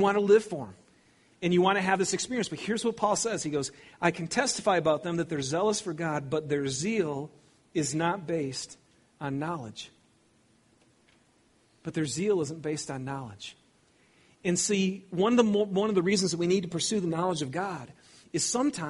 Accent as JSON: {"language": "English", "town": "Lapeer", "region": "Michigan", "country": "United States", "tie": "born or raised there", "said": "I grew up in Lapeer, Michigan. I didn't grow up in Southern California."}